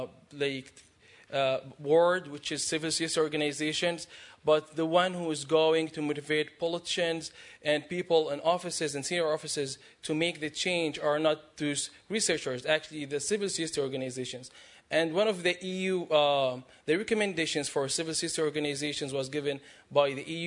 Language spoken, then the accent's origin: English; Jordan; I'm from Jordan.